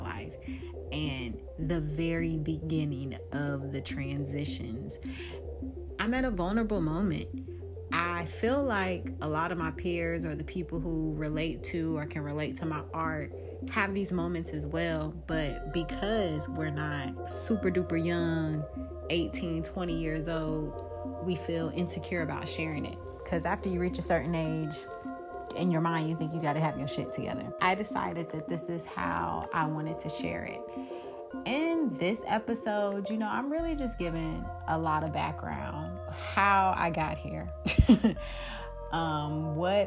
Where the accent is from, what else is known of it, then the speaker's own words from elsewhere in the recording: Jacksonville, Florida, United States; moved away as an adult; now in Atlanta, United States; I am from Jacksonville, Florida